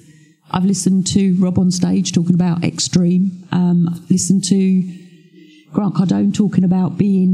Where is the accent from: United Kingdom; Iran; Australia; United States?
United Kingdom; I'm a Brit.